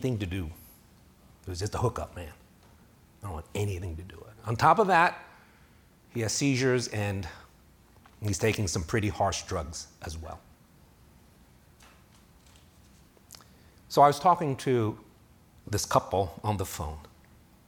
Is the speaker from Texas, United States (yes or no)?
no; New York City, New York, United States; moved away; I'm from New York City